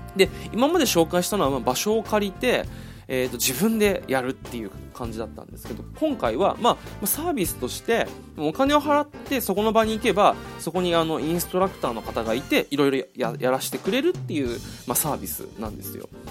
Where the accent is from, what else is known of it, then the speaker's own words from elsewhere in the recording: Okinawa, Japan; 地元が沖縄